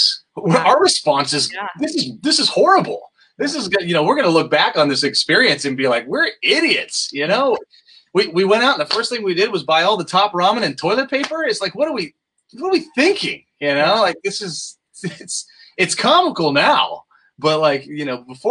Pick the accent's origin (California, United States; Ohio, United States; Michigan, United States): California, United States; outside of Los Angeles; also born or lived in Fallbrook; I grew up outside of Los Angeles